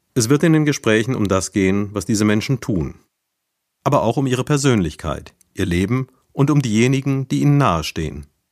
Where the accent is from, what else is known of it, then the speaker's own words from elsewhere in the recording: Neuwied, Rhineland-Palatinate, Germany; accent: Neuwieder Platt; unseren Dialekt, dat Neveda Platt